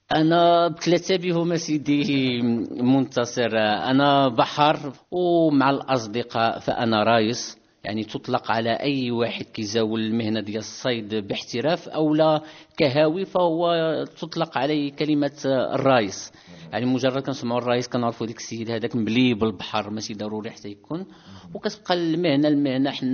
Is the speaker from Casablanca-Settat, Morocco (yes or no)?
no; Tangier, Tanger-Tetouan-Al Hoceima, Morocco; خلقت ربي هنايا في طنجة بالضبط في حي دراد كنا قرابين آه، المرقله المدرسه اللي قريت فيها قاضي